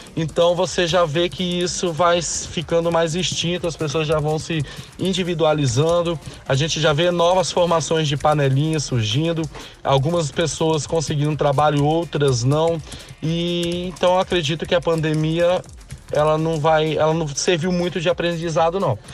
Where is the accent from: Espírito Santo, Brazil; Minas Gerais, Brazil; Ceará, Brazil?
Espírito Santo, Brazil; Linhares; sou de Linhares, norte do nosso belíssimo estado, o Espírito Santo